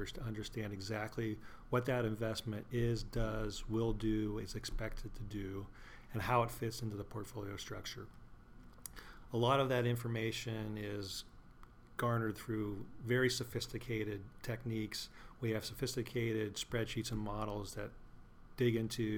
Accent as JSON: {"language": "English", "town": "Butler", "region": "Pennsylvania", "country": "United States", "also_born_or_lived": "Maryland", "said": "I am originally from Pittsburgh, Pennsylvania, just actually north of Pittsburgh, Butler, Pennsylvania, and that's where I currently live."}